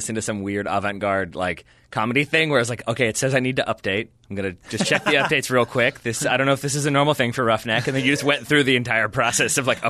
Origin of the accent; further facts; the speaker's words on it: United States; that's my job as an American.